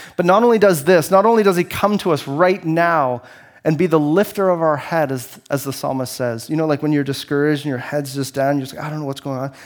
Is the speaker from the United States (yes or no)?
no; Canada; I only have one passport. It says, it says that I'm Canadian